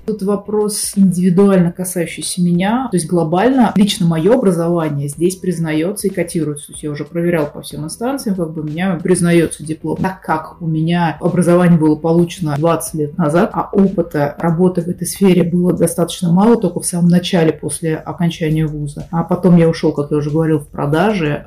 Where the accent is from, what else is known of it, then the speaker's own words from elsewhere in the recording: Russia; moved away as an adult; Сейчас я уехал из России